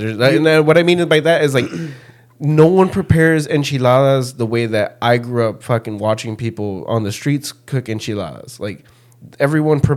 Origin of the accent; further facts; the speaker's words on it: Mexico; moved away; I grew up in Mexico